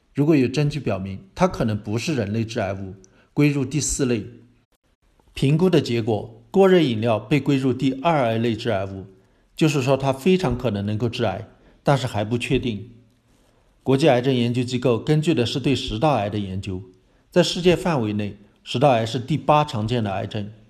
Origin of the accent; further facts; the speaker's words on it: China; 我们中国人